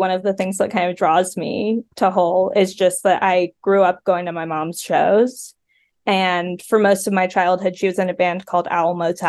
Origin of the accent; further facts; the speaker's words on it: New York City, New York, United States; moved away as an adult; also born or lived in Philadelphia; I grew up in Brooklyn.